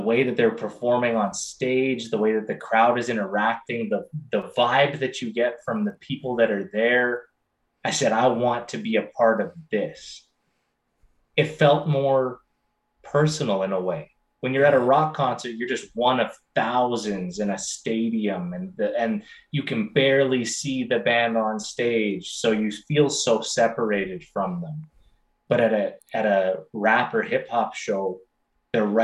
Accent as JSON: {"language": "English", "region": "Alberta", "country": "Canada", "tie": "born or raised there", "also_born_or_lived": "Okotoks, Alberta", "said": "But I was born in the north in Alberta. My dad was a drill bit salesman for drilling rigs. And so he did a lot of work up there. And so I was born about 5 hours north from where I am now, and ended up living there for 8 years, moved south"}